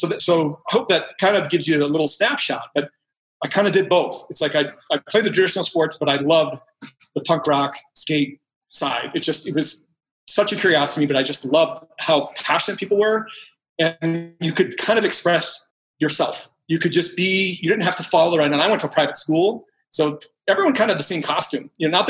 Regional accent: Edina, Minnesota, United States; moved away; I grew up in Minneapolis, Minnesota. Specifically, it's called Edina, Minnesota, which we are known as Cake Eaters.

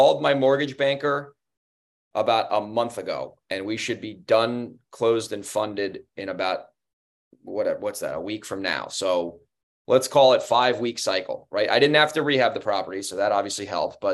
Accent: Monroe, United States; Monroe, my hometown. I live not in that neighborhood, but it's in the same zip code

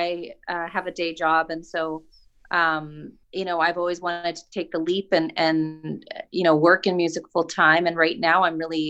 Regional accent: Dauphin, Manitoba, Canada; I grew up in Dauphin

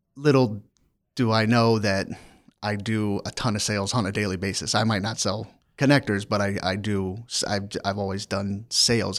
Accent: near Annapolis, Maryland, United States; moved away; also born or lived in Washington, D.C. / Virginia; I grew up in the state of Maryland in a small town outside of Annapolis, Maryland

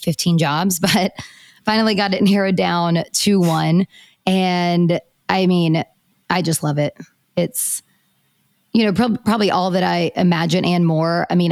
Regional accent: Hickory, North Carolina, United States; I am from Hickory, North Carolina, so not too far from Raleigh, about 2.5 hours. And I did grow up very active in sports.

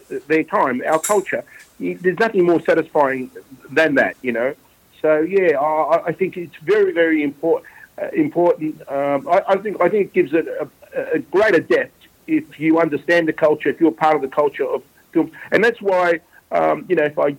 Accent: Melbourne, Victoria, Australia; also born or lived in Footscray; I was born in Footscray, so I grew up in and around West Melbourne, Victoria Market.

